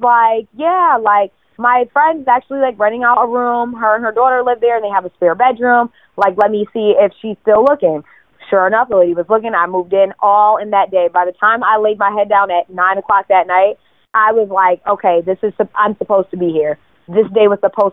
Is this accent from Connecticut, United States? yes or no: yes; Connecticut, United States; moved away as an adult; now in New York, United States; I'm from Connecticut originally.